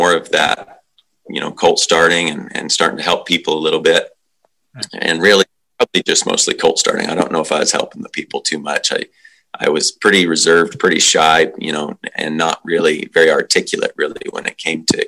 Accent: Western Slope of Colorado, United States; moved away as an adult; also born or lived in Wyoming; now in New Zealand; I grew up in Colorado, Western Slope of Colorado.

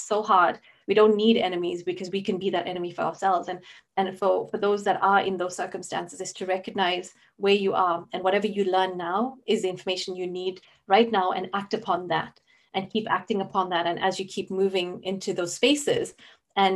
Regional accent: South Africa; now in Scotland, United Kingdom; I grew up in South Africa.

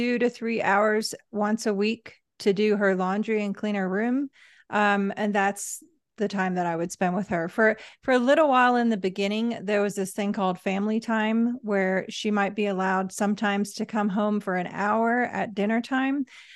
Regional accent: England, United Kingdom; accent: English; moved away as an adult; now in Los Angeles, United States; I think I mentioned to you how hard I worked to lose my accent. And people were like, "What's wrong with the English accent?"

